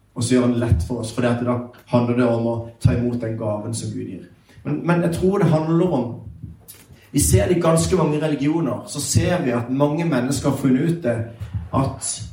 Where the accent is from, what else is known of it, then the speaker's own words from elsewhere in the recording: Sørlandet, Norway; jeg er sørlending, så jeg prater litt seinere